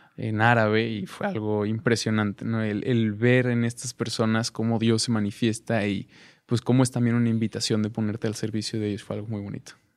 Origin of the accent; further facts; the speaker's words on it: Cuernavaca, Morelos, Mexico; en Cuernavaca, de donde yo soy